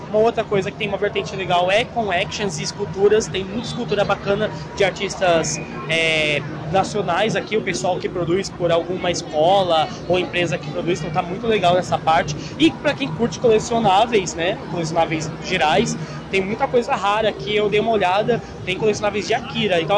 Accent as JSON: {"language": "Portuguese", "region": "São Paulo", "country": "Brazil", "said": "eu sou aqui de São Paulo"}